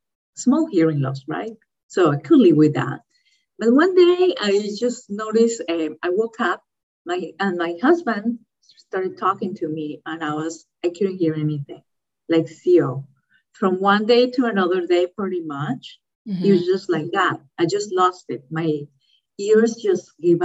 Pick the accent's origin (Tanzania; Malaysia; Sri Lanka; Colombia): Colombia; moved away as an adult; also born or lived in Florida, United States; now in California, United States; I was raised in Colombia with my, you know, family in Colombia